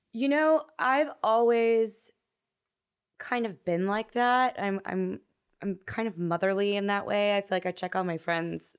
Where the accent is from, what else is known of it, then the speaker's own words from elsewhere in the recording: Texas, United States; moved away as an adult; now in Los Angeles, United States; I hated my hometown